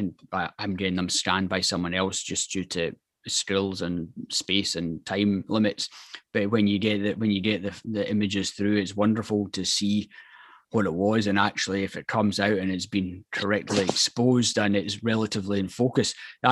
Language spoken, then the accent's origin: English; Scotland, United Kingdom; as a Scotsman